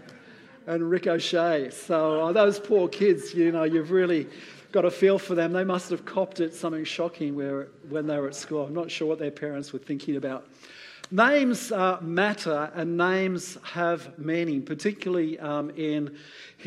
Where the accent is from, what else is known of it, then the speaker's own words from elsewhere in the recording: United Kingdom; being British